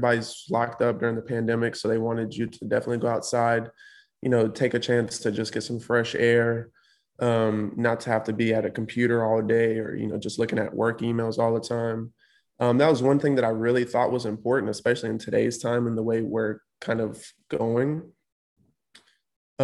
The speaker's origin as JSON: {"language": "English", "town": "Winston-Salem", "region": "North Carolina", "country": "United States", "tie": "born or raised there", "said": "I'm born and raised in Winston, so I'm pretty familiar with the area"}